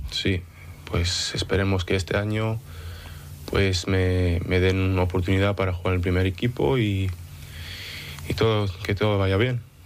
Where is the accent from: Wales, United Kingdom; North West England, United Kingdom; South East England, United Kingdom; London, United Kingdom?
North West England, United Kingdom; Manchester; also born or lived in Denia, Spain / Oviedo, Spain; me nací en Denia eh, y con 6, 7 años me moví a, Manchester, en Inglaterra